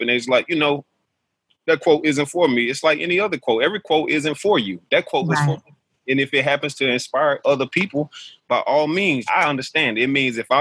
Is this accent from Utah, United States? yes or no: no; Alabama, United States; growing up in Alabama, my mother taught me the only thing that she knew was to go out and find a job